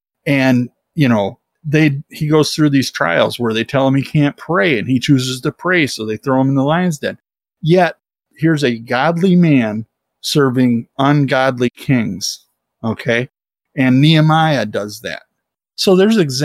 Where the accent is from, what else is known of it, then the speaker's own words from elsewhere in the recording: United States; I'm proud to be an American